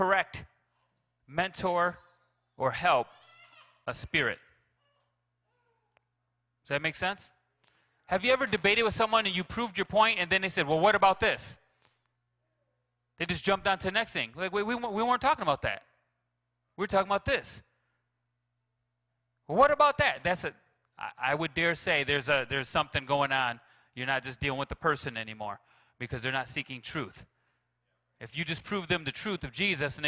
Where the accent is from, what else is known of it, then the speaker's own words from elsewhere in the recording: Grand Rapids, Michigan, United States; now in Mount Pleasant, United States; I'm from Grand Rapids